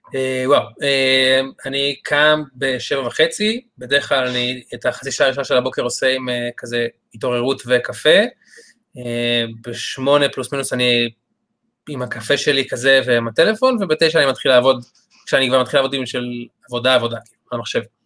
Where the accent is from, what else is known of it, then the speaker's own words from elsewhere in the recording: Re'im, Southern District, Israel; אני במקור מקיבוץ רעים